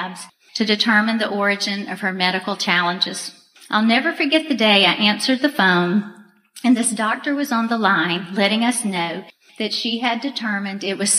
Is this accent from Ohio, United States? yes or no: no; Auburn, Alabama, United States; I was born and raised in Auburn, Alabama.